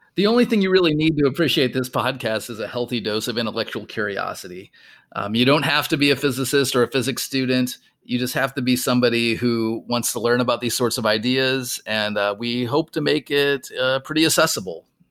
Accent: rural Minnesota, United States; moved away; I grew up in rural Minnesota

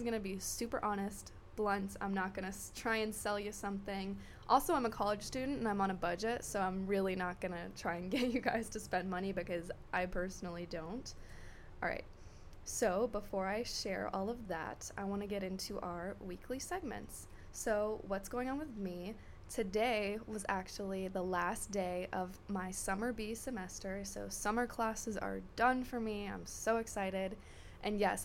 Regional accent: Florida, United States; I grew up in Florida

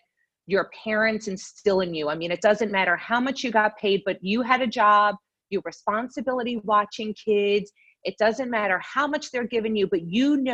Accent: Long Island, New York, United States; now in Florida, United States; I grew up in Long Island, New York

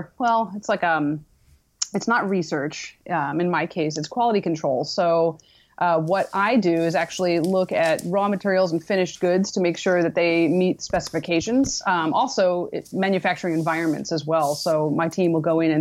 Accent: East Coast, United States; moved away as an adult; now in San Diego, United States; I'm originally from the East Coast

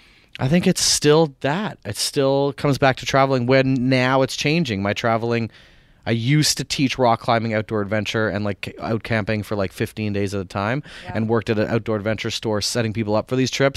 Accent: Canada; Well, this is not my country. I'm Canadian, but like in this country and Canada too.

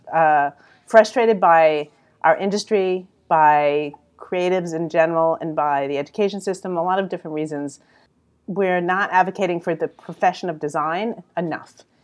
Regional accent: New York City, New York, United States; accent: New York; now in Philadelphia, United States; I'm really from New York.

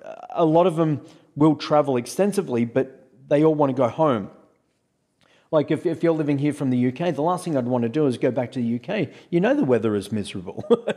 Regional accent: Australia; accent: Australian; Well, the thing is that with my accent, my accent is not a typically thick Australian accent because I don't talk like I'm talking through my nose.

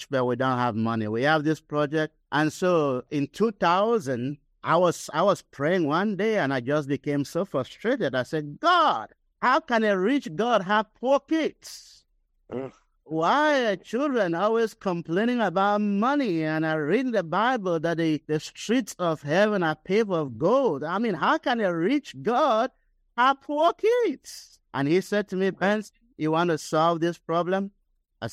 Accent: Cameroon; moved away as an adult; also born or lived in Nigeria; I was born and raised in Cameroon, West Africa, which is close to Nigeria

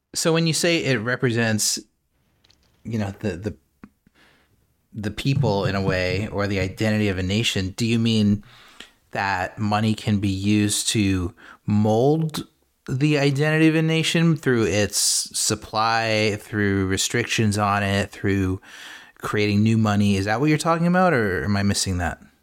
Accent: United States; I'm American

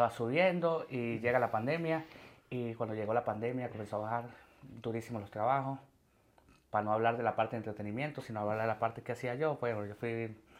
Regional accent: Venezuela; moved away as an adult; now in Madrid, Spain; Yo me fui con 21 años, yo me fui en el 2016 de Venezuela

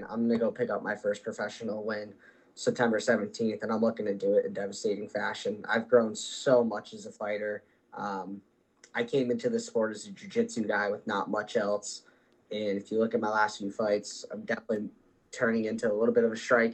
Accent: Hartford, Connecticut, United States; Hartford is my home city. I was born in Hartford.

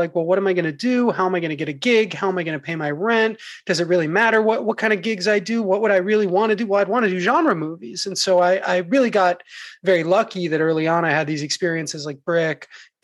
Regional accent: New York, United States; I grew up in New York

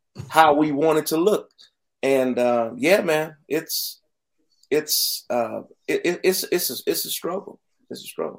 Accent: Youngstown, Ohio, United States; moved away; Born and raised in Youngstown, Ohio, on the south side

